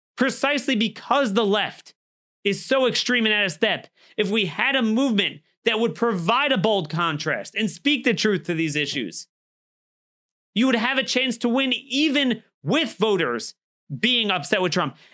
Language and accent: English; Baltimore, Maryland, United States; my hometown of Baltimore.